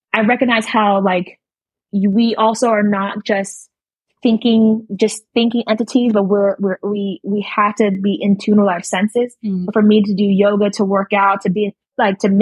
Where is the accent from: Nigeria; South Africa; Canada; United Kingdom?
Nigeria; I'm Nigerian